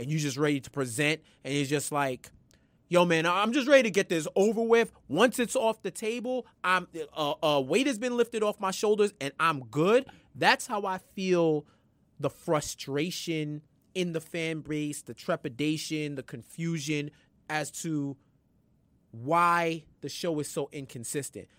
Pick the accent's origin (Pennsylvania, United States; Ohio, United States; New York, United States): New York, United States; I'm from New York